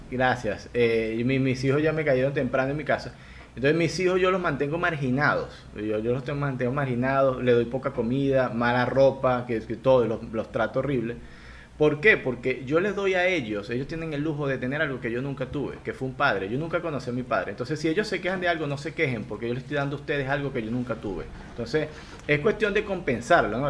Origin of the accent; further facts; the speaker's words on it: Venezuela; moved away as an adult; now in Guayaquil, Ecuador; yo estoy en Guayaquil, yo vivo en Ecuador, Al igual que tú, soy inmigrante venezolano